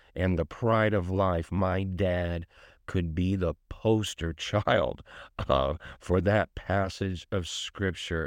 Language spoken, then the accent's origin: English; Bridgeport, Connecticut, United States; I grew up in Richport, Connecticut